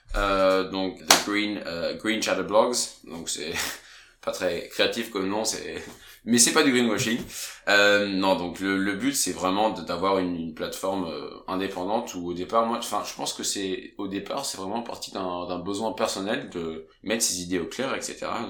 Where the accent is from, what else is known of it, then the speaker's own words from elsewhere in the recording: France; now in Denmark; quand on est français